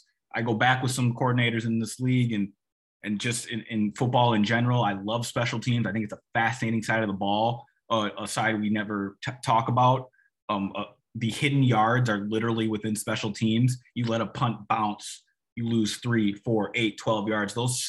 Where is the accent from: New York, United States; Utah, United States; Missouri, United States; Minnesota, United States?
Minnesota, United States; I'm from Minnesota, right?